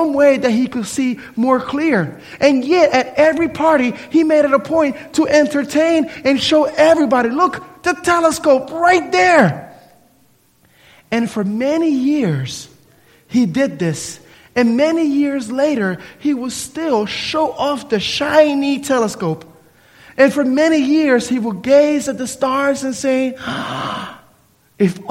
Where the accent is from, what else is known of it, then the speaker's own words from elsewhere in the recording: Camden, New Jersey, United States; now in Tallahassee, United States; Growing up in New Jersey, Camden, New Jersey, with all of the pollution and everything else, you really don't see the stars at nighttime